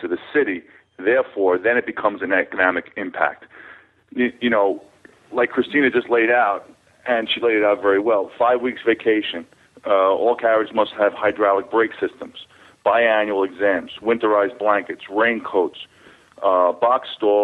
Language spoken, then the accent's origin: English; New York City, New York, United States; I'm a New Yorker. I was born here, and I grew up in this business